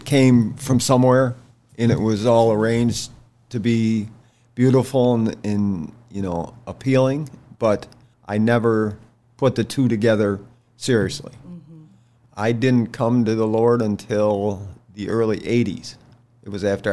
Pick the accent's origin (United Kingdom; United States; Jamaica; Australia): United States; New York; moved away as an adult; now in Shenandoah Valley, United States; I was from New York